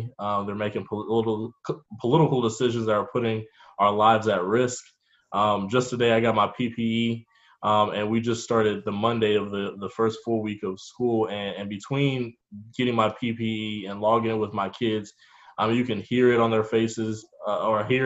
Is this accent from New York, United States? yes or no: no; Norcross, Georgia, United States; moved away as an adult; also born or lived in Chicago; I am a native Gwinnettian as well. I grew up in Norcross, Lilburn area